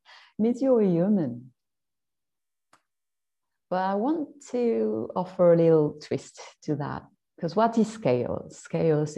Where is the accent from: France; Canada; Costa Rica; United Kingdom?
France; I'm French, maybe you heard it